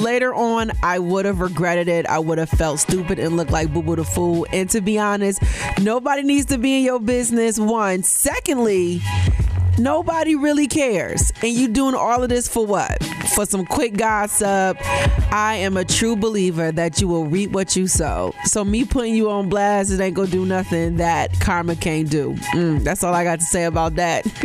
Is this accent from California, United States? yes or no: no; Buffalo, New York, United States; Call it in from my hometown of Buffalo, New York.